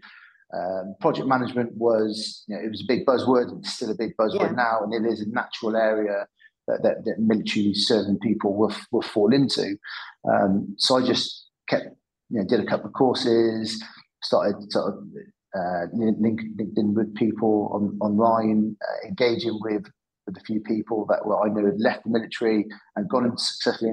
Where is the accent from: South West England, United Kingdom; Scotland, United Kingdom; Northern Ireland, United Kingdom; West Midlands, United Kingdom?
South West England, United Kingdom; Cheltenham; I'm from Cheltenham in the Midlands.